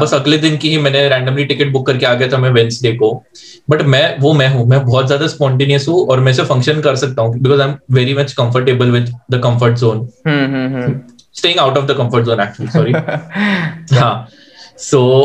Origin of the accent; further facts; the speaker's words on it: Chandigarh, India; मैं भी चंडीगढ़ से हूँ